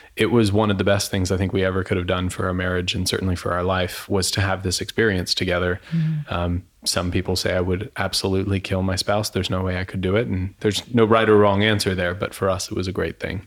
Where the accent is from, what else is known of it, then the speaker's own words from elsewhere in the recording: Florida, United States; I grew up in Florida